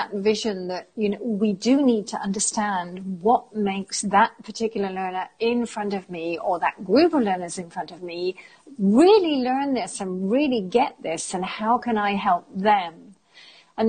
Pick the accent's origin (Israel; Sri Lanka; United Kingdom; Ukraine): United Kingdom; England; moved away as an adult; also born or lived in Germany / Italy / France; now in Spain; I am British, although I consider myself to be quite European as I've lived outside of England for many, many years